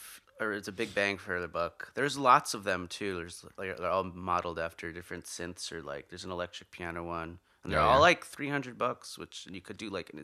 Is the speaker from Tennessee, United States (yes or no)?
no; Nyack, New York, United States; Yeah, I grew up in Nyack, New York.